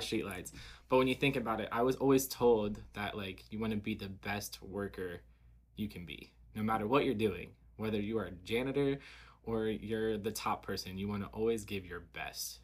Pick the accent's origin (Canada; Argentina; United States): United States; Covington, Kentucky; growing up in the area we grew up